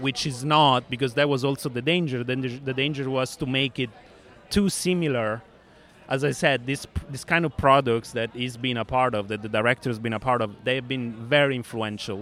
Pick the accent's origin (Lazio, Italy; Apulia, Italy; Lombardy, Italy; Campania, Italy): Lazio, Italy; Rome; my hometown is from rome